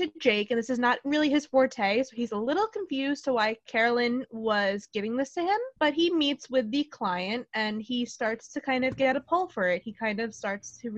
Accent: New York, United States; I'm from New York

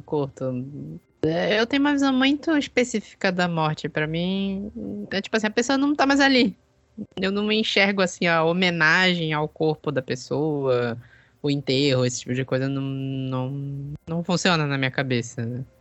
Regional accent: Belém, Pará, Brazil; also born or lived in southern Brazil; eu sou aqui de Belém, cresci aqui em Belém, morei um tempo no sul, mas cresci aqui em Belém

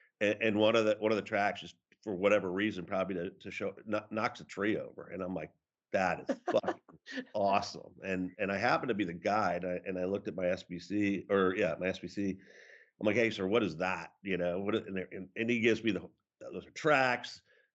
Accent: Cohasset, Massachusetts, United States; So I grew up in Cohasset, Massachusetts, and it's a typical American town, but a quintessential New England coastal community. And I was lucky to be born there and raised there

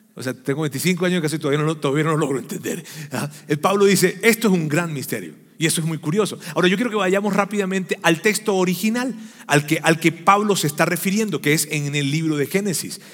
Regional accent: Venezuela; los que somos venezolanos sabemos que los diciembre lo que hay es gaita y es pan de jamón

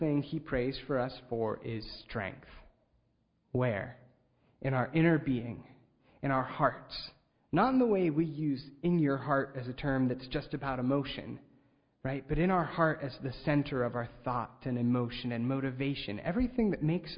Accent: Ligonier, Pennsylvania, United States; I grew up in Ligonier, Pennsylvania

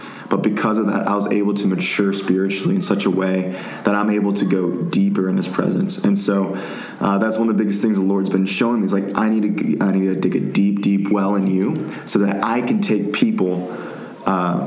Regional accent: Tyler, Texas, United States; moved away as an adult; now in Dallas, United States; I'm from East Texas, from Tyler, Texas, so it's east from here in Dallas

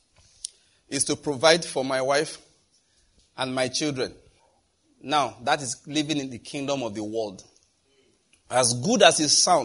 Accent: Nigeria; We are Nigerian.

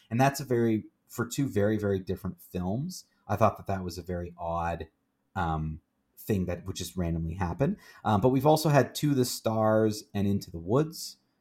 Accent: Canada; also born or lived in Kingston, Ontario; we're in Kingston and we're Canadian

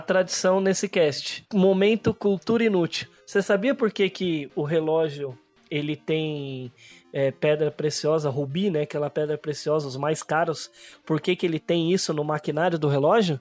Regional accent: Campinas, São Paulo, Brazil; also born or lived in São Bernardo do Campo; agora estou morando no interior de São Paulo, em Campinas. Foi lá que nasci

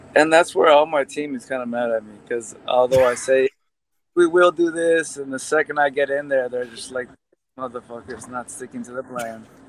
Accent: United States; first generation born in the United States, but have you know uh, immigrant parents

